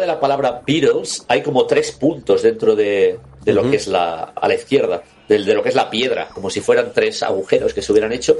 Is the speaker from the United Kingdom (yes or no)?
yes; Scotland, United Kingdom; siendo escocés